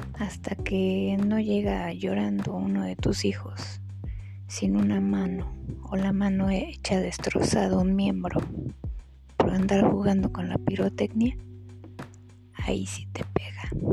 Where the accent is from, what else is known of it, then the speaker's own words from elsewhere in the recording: Mexico; Todos somos mexicanos. Pero somos mexicanos